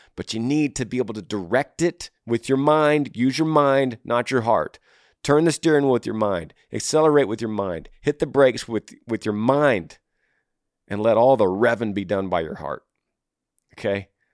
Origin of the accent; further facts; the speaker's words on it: Texas, United States; my home state of Texas